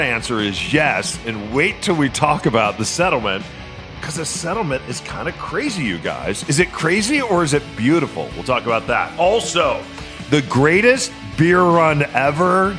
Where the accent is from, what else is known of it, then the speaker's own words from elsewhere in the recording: New Mexico, United States; now in Seattle, United States; grew up in New Mexico.